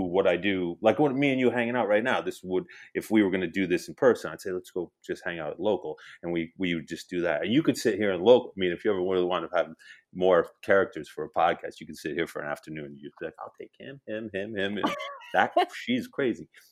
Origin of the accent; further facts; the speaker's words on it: Hamden, Connecticut, United States; we're growing up in Hamden in the late seventies, early eighties or seventies eighties